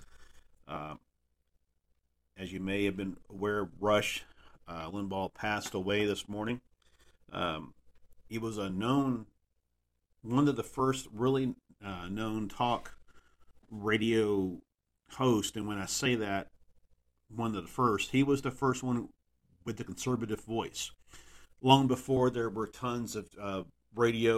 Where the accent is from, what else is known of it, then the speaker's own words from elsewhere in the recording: Texas, United States; now in Dallas, United States; my home state of Texas